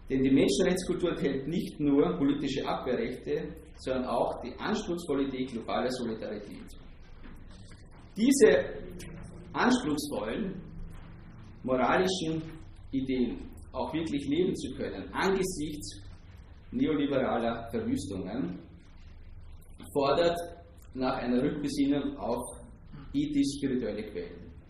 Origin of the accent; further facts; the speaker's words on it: Austria; denn in der österreichischen Philosophie als Österreicher haben wir ein besonderes Gespür für Dekadenz